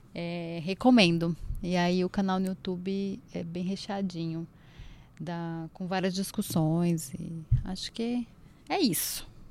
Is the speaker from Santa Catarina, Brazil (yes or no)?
no; Pernambuco, Brazil; eu, como boa pernambucana